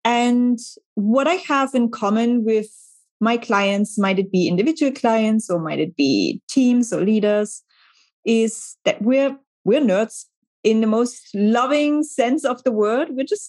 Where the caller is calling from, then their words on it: Hamburg, Germany; So I'm dialing in from Hamburg in Germany